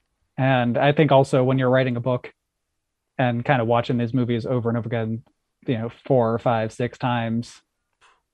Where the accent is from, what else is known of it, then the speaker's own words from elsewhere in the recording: Ohio, United States; I grew up out in Ohio, kind of middle of nowhere